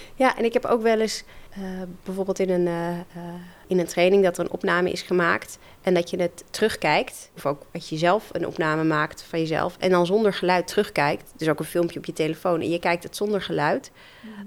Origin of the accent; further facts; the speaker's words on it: Netherlands; ik ben in de Nederlandse cultuur opgegroeid